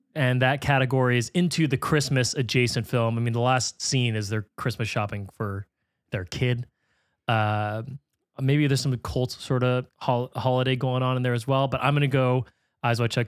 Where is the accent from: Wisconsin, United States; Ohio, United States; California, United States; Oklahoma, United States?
California, United States; growing up in California, Spanish is like a requirement you have to take